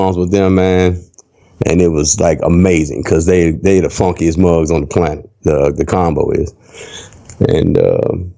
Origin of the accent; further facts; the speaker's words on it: Washington, District of Columbia, United States; moved away; also born or lived in Minneapolis; the style that I had when I grew up in Washington, D.C.